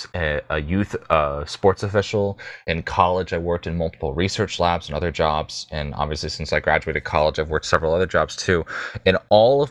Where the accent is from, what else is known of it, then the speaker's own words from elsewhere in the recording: United States; as an American